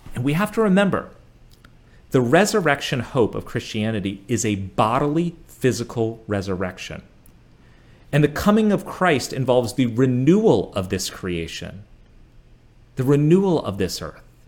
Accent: United States; being an American growing up here

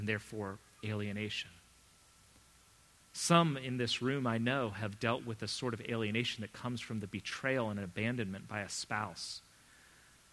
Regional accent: United States; also born or lived in England; me being an American.

